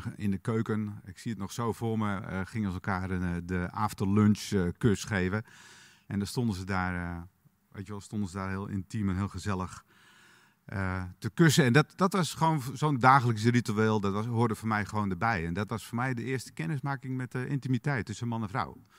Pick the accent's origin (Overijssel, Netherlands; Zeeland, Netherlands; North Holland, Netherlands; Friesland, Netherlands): Friesland, Netherlands; Frisian countryside; ik ben opgegroeid in het Friese platteland